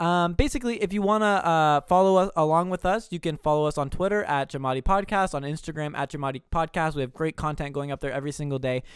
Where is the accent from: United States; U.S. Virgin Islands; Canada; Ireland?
Canada; We're from Canada.